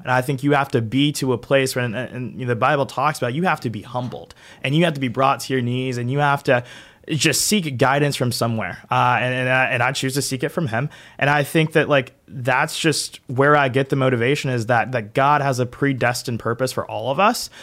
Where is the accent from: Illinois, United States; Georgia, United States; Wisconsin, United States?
Georgia, United States; Augusta; I'm from Augusta, so I'm, like, three hours away from Savannah